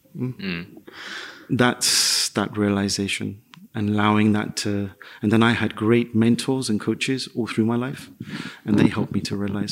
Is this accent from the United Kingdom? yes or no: yes; London, United Kingdom; moved away as an adult; also born or lived in Madrid; I grew up in the East End of London.